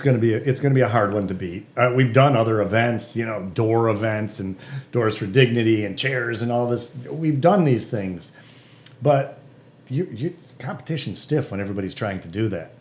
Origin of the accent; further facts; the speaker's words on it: Detroit, Michigan, United States; I'm from Detroit, and all these Detroiter friends of mine think I'm a traitor